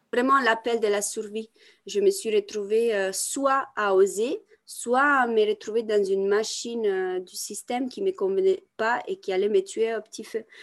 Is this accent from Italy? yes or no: yes; Italy; moved away; also born or lived in France; je viens d'Italie, c'est un pays catholique